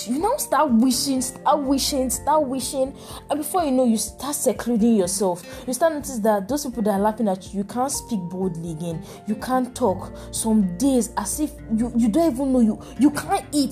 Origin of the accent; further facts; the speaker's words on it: Nigeria; as an African, in fact, as a Nigerian